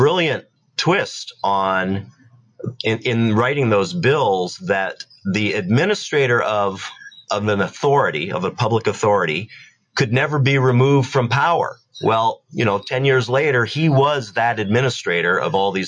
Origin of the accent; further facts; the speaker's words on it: Seattle, Washington, United States; moved away as an adult; now in New York, United States; I grew up in Seattle.